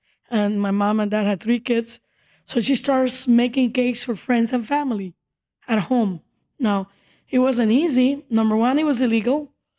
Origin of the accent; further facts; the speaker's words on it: Cuba; now in United States; We came from Cuba in 1971 as immigrants. And she started this business back in Cuba, where it was illegal to have a private business.